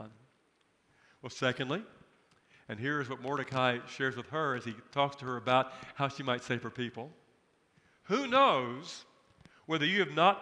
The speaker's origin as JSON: {"language": "English", "country": "United States", "said": "I am a person of privilege and position as an American."}